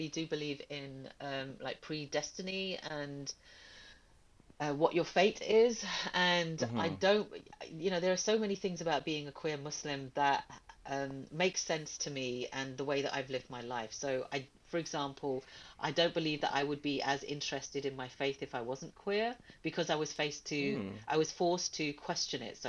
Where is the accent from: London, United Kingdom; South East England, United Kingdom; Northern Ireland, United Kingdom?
London, United Kingdom; also born or lived in Pakistan; we're from London